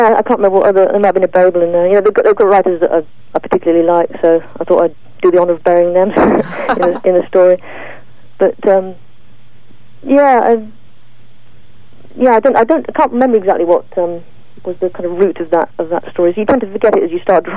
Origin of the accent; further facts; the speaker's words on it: Wales, United Kingdom; I grew up in Wales